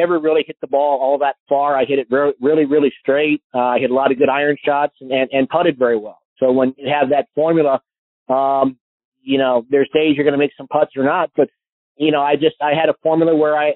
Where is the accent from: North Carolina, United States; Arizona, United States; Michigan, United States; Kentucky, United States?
Arizona, United States; Phoenix; growing up in the Valley